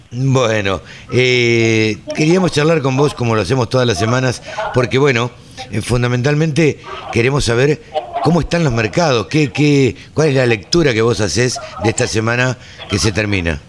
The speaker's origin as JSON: {"language": "Spanish", "town": "Maipú", "country": "Argentina", "tie": "born or raised there", "moved": "yes", "said": "mi pueblo, a Maipú"}